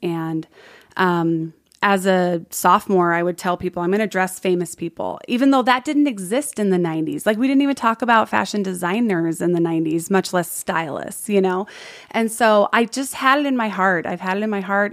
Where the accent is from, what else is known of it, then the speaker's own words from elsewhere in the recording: San Diego, California, United States; moved away as an adult; also born or lived in Palm Springs, California / Sugar House, Salt Lake City, Utah; now in Utah, United States; born Palm Springs, born in Palm Springs, raised in San Diego, the foothills of San Diego, so Ramona area